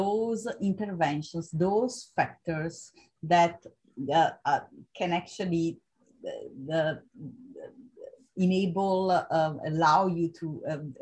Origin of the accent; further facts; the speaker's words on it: Italy; moved away as an adult; also born or lived in Vienna, Austria; I moved from Italy to Vienna